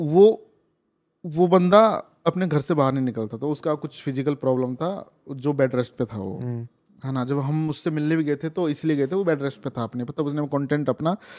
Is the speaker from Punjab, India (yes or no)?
no; Rajasthan, India; मैं राजस्थान से हूँ